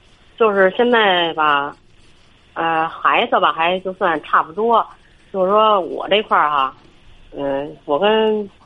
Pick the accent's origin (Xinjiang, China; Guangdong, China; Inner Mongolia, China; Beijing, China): Beijing, China; 我是北京的。